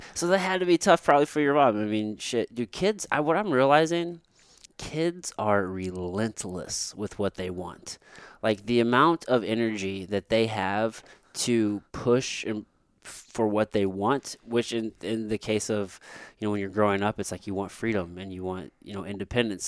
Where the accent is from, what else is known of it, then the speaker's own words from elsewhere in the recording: Potosi, Missouri, United States; also born or lived in Jefferson City, Missouri; I grew up in Potosi until I moved to Jeff City in, like, sixth grade